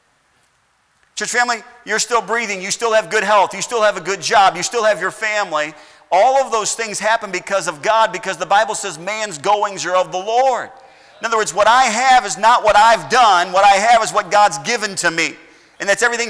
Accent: United States; I've been given freedom all of my life as an American

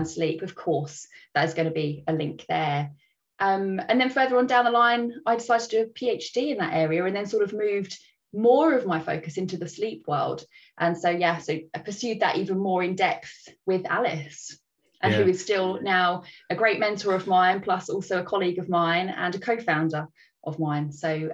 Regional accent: Brighton, South East England, United Kingdom; moved away as an adult; also born or lived in Oxford; I grew up in Brighton on the south coast of England

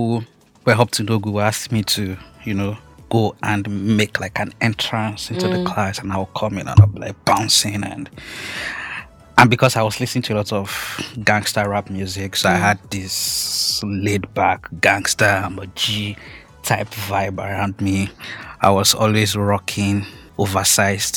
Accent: Akure, Ondo, Nigeria; I grew up in Akure, Ondo State

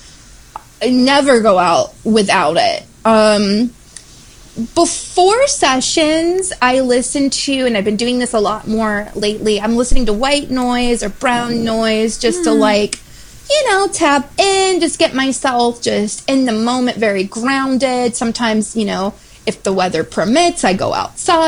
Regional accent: Florida, United States; I grew up in Florida

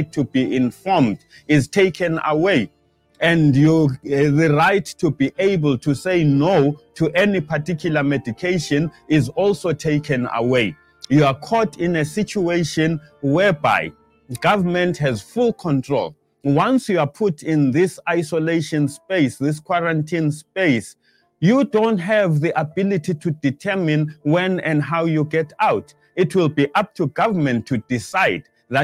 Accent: South Africa; we, as the South African people

